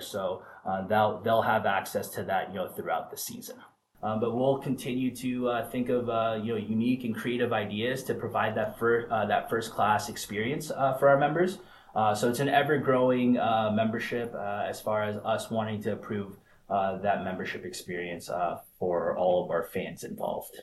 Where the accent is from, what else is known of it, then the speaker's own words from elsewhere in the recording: Vancouver, British Columbia, Canada; also born or lived in Florida / Phoenix; now in Rhode Island, United States; a Canadian kid originally from Vancouver, Canada